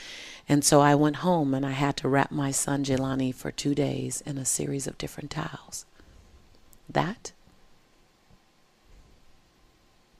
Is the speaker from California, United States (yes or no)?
yes; Los Angeles, California, United States; I was born and raised in South Central